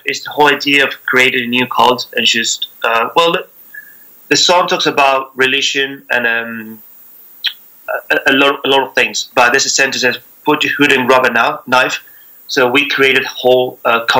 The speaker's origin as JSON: {"language": "English", "region": "Buenos Aires", "country": "Argentina", "also_born_or_lived": "Spain", "moved": "as an adult", "lives_now": "London, United Kingdom", "said": "I'm from Argentina, from Buenos Aires."}